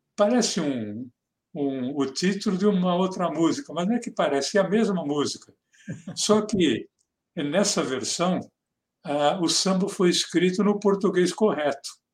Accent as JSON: {"language": "Portuguese", "area": "Mooca", "region": "São Paulo", "country": "Brazil", "accent": "Mooca (São Paulo)", "said": "o sotaque dele como personagem é muito parecido com o meu o nosso aqui da Moca"}